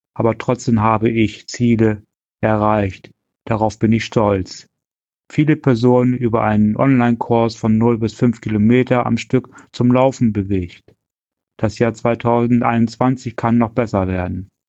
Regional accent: Kirchlinteln near Verden, Lower Saxony, Germany; nahe meiner Heimat

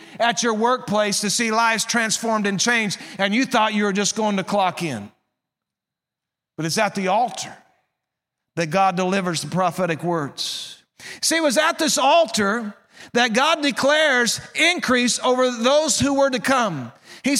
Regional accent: Southwest Missouri, United States; I'm from Southwest Missouri. That's where I grew up.

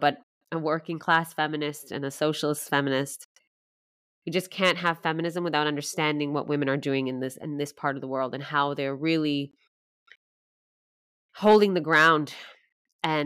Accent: Canada; now in Sweden; I was born and raised in Canada

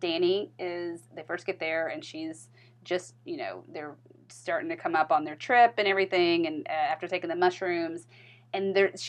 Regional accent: the South, United States; I'm from the South

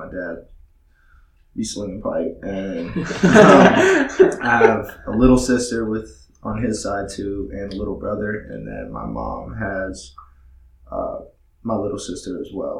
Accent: Cape Coral, Florida, United States; also born or lived in Massachusetts; Originally, I'm from Massachusetts. I moved down here when I was about 7 and a half. I moved to Cape Coral. I grew up Cape Coral

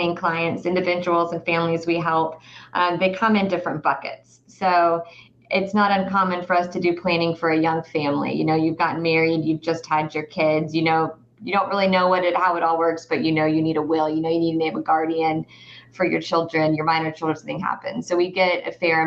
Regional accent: Atlanta, Georgia, United States; also born or lived in the Carolinas; I am a local. I grew up in the Atlanta area

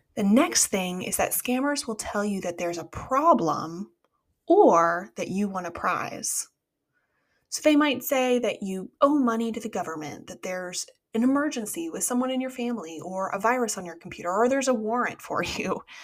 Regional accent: United States; As an American

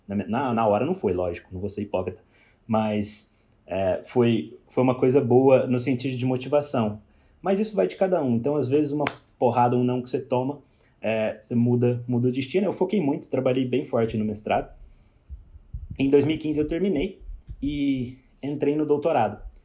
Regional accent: Pouso Alegre, Minas Gerais, Brazil; moved away as an adult; also born or lived in Cascavel, Paraná; now in Australia; eu sou mineiro de Pouso Alegre, sul de Minas

